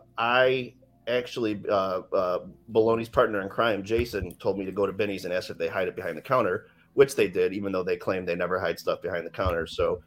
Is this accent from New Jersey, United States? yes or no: no; Chicago, Illinois, United States; So I was born and raised in Bridgeport. My family still lives on Canal Street.